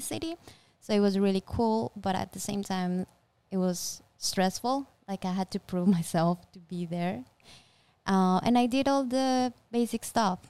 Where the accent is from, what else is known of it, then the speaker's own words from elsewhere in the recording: Colombia; I'm from Colombia